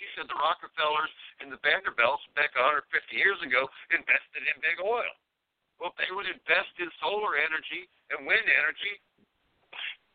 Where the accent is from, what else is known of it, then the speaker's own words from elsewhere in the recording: Hammond, Indiana, United States; moved away; also born or lived in Kentucky / Newton County, Indiana; we grew up in Hammond, Indiana, right outside Chicago